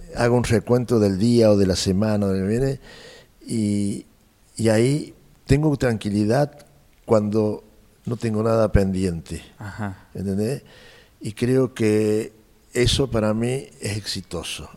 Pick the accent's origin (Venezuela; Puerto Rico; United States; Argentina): Argentina; San Luis; moved away as an adult; also born or lived in Buenos Aires; los sanluiseños, el grupo de sanluiseños bailaba muy bien, bien bailábamos